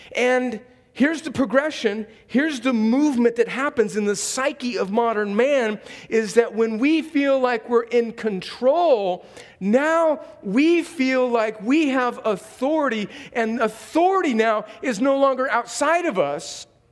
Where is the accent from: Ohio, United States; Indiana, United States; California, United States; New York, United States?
California, United States; desert in Southern; now in Columbus, Georgia, United States; I live here in Columbus, Georgia, but I grew up in a place in, in the desert in California where it never rains.